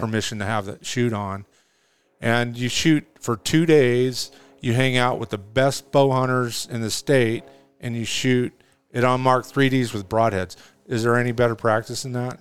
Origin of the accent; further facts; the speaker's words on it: California, United States; moved away as an adult; now in Arizona, United States; I'm a native Californian, man. I lived in California for fifty years.